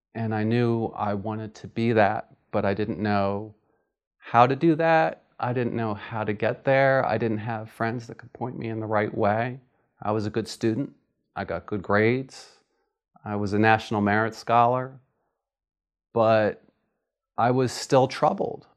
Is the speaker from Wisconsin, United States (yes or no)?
no; Philadelphia, Pennsylvania, United States; I'm from Philadelphia, Pennsylvania